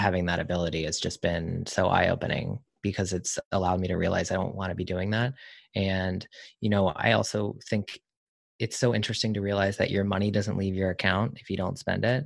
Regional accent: the South, United States; I'm from the South

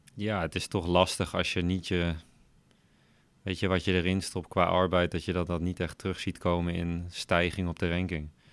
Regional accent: Veenendaal, Utrecht, Netherlands; Opgegroeid in Veenendaal. Dus eh, nog steeds woon ik in Veenendaal.

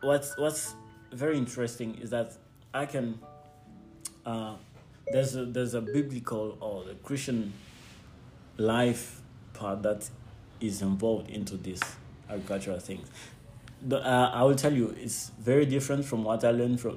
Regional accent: Lubumbashi, Haut-Katanga, DR Congo; English is a second language; also born or lived in Zimbabwe; I am a Congolese. I come from Lubumbashi.

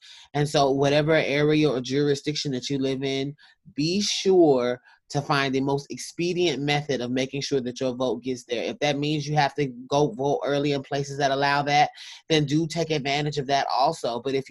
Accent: South Carolina, United States; that in my home state of South Carolina, there's some verification issues right now

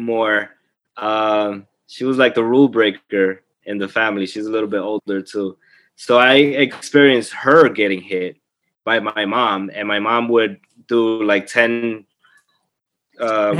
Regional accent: Colombia; moved away; We were growing up in Colombia

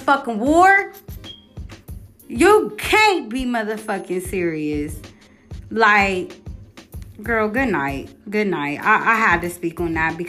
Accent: Columbus, Ohio, United States; I'm from Columbus, Ohio.

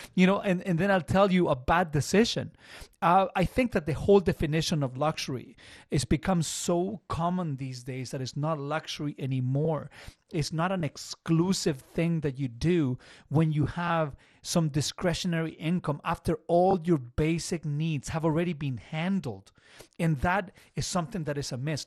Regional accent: Chile; English is a second language; now in Canada; I came from Chile

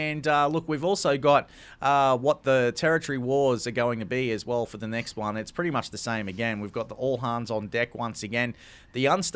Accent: Australia; I'm an Australian

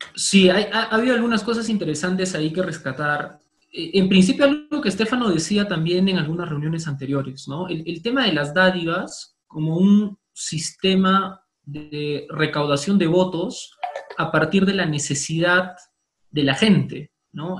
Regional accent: Cusco, Peru; moved away; he vivido toda mi infancia en Cusco

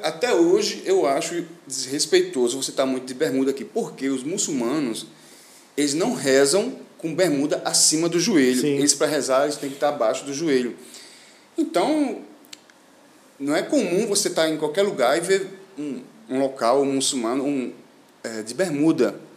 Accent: Northeast Region, Brazil; moved away as an adult; now in Al Ain, United Arab Emirates; Eu que sou do Nordeste, acostumado, acostumado com calor

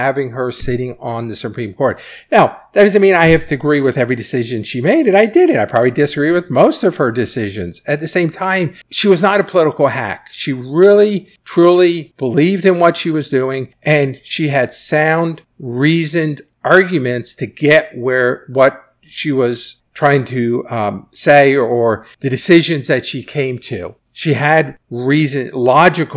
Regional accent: United States; as an American

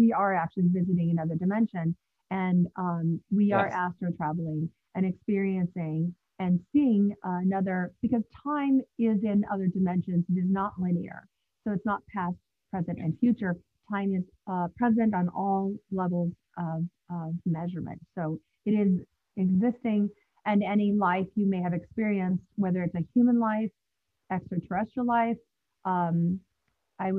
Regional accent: United States; also born or lived in Los Angeles, California; now in Manhattan / New Jersey, United States; I'm from the States, and lived in LA for some time, and now I'm on the East Coast in Manhattan and New Jersey area as well

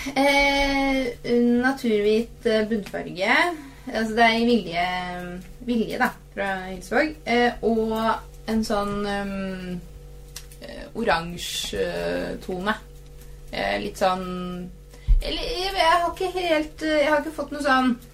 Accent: Eastern Norway, Norway; som østlending

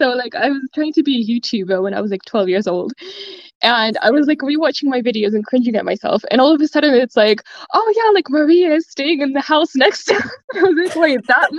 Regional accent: Switzerland; where are you from? And I'm like, I'm Swiss. And then I have to explain that like I'm Russian, and then people want to ask me about Russia, but I don't know anything about Russia.

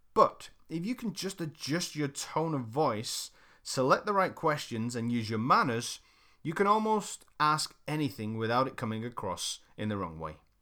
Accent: United Kingdom; I'm British

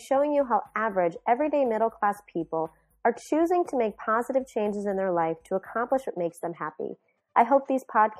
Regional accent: New Jersey, United States; I'm from New Jersey

